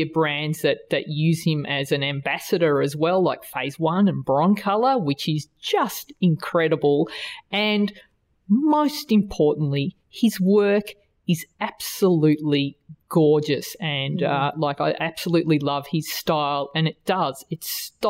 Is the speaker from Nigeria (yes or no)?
no; Australia; accent: Australian; my Australian accent